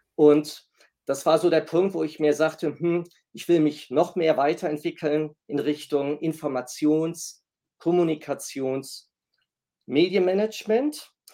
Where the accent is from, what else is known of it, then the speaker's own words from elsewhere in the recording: Essen, North Rhine-Westphalia, Germany; moved away as an adult; also born or lived in Kiel; halb Italiener, gebürtig komme ich aus Nordrhein-Westfalen, sprich aus Essen